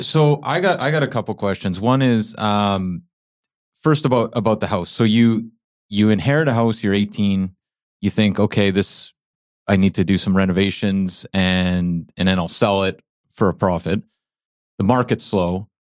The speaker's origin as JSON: {"language": "English", "town": "Winnipeg", "region": "Manitoba", "country": "Canada", "moved": "yes", "lives_now": "Vancouver, Canada", "said": "We're originally from Winnipeg"}